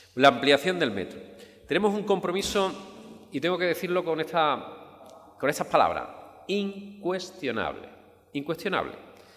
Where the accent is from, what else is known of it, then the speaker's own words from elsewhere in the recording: Andalusia, Spain; also born or lived in Alcalá de Guadaíra; me siento profundamente andaluz